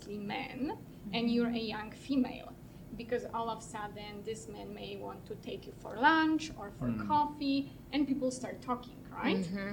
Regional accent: Poland; moved away as an adult; now in Canada; I'm from Poland, and I studied law in Poland

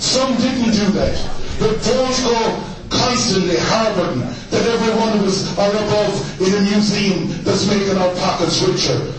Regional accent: Ireland; I'm an Irishman. I try and help Irish people from that side to that side

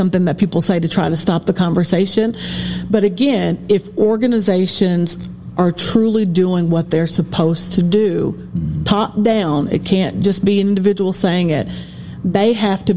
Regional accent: Appalachia, United States; I'm from Appalachia, so I know what it means to be a woman of color, but I also know what it means to be poor Appalachian

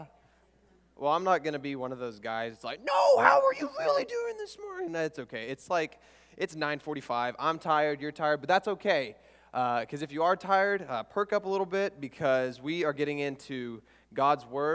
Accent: Oklahoma, United States; we're here in Texas, so I'm from Oklahoma, and there's nothing.

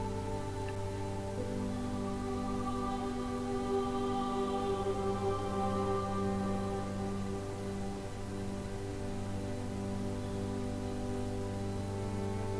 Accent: New Jersey, United States; moved away as an adult; also born or lived in New York; now in Miami, United States; I was truly a born New Yorker that grew up in Jersey

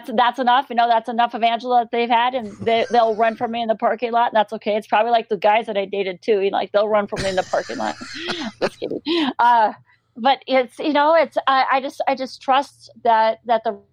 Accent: Montana, United States; I grew up in Montana

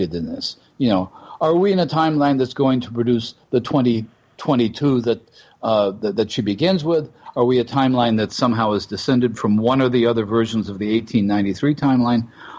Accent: United States; as an American citizen

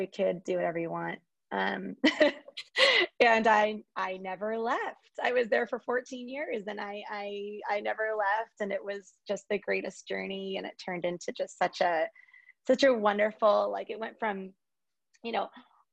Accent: Lake Forest, California, United States; I am from Lake Forest, California, which is, you know, where I still am

